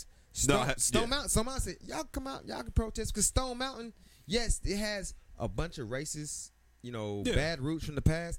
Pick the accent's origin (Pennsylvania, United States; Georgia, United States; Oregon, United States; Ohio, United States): Georgia, United States; Atlanta; also born or lived in Decatur, Georgia; now in Washington, D.C., United States; They may say I'm from Atlanta, but a lot of people, I say I'm from Atlanta. My driver's license says Decatur.